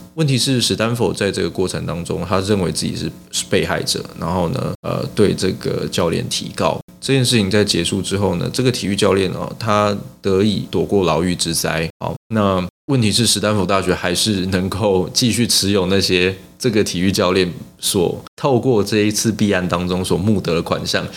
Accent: Taiwan; 我们台湾人

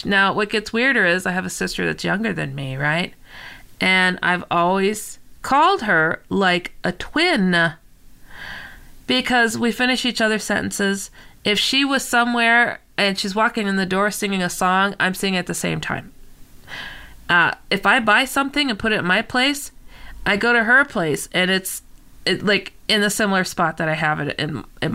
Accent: San Francisco, California, United States; I was born in San Francisco

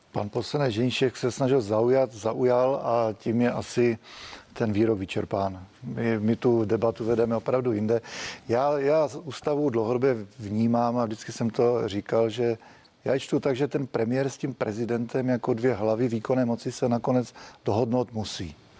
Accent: Czechia; My jako Češi

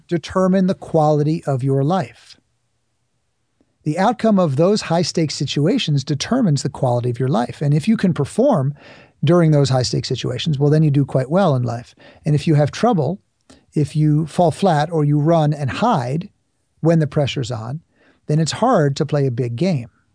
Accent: New York City, New York, United States; I grew up in New York City

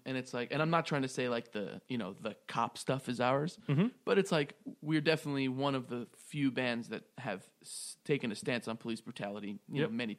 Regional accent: Raleigh, North Carolina, United States; I'm from Raleigh. I'm going to be there on February 3rd.

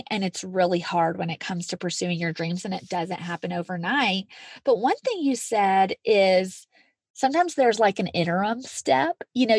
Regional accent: outside of Nashville, Tennessee, United States; moved away as an adult; now in Colorado, United States; in my hometown outside of Nashville.

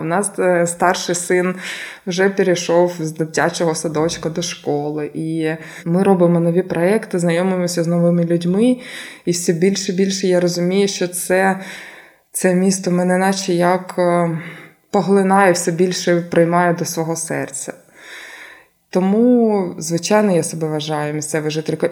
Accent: Krasnyi Luch, Luhansk Oblast, Ukraine; moved away as an adult; now in Zaporizhzhia, Ukraine; моїм рідним містом було місто Красний Луч Луганської області

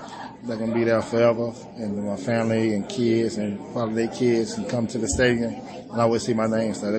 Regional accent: Texas, United States; I'm from Texas.

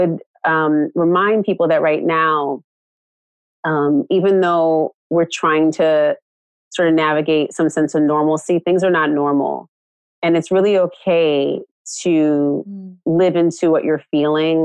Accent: Oakland, California, United States; I'm like from California, I'm from Oakland

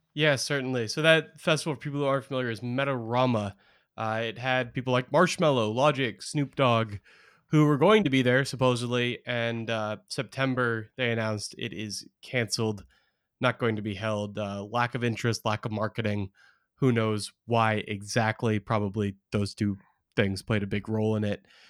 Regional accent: Portland, Oregon, United States; I grew up in Portland, Oregon

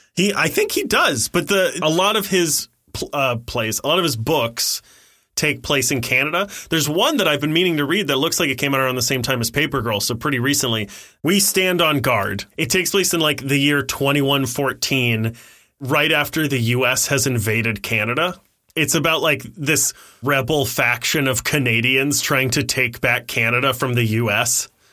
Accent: Ohio, United States; I was born in Ohio

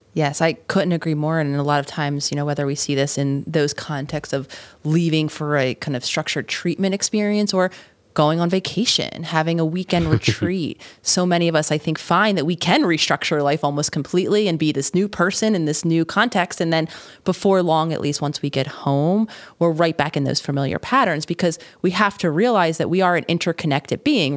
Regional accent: Philadelphia, Pennsylvania, United States; living in Philadelphia, the city of my hometown

